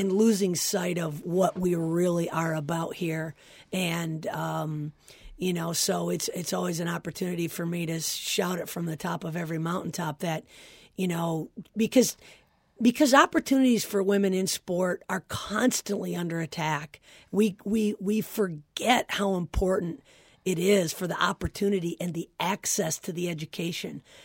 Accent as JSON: {"language": "English", "town": "Flint", "region": "Michigan", "country": "United States", "tie": "born or raised there", "said": "I'm from Flint, Michigan. And, um, and our high school was good"}